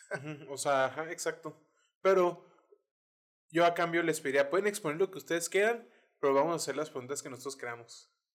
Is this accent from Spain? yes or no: no; Mexico; also born or lived in United States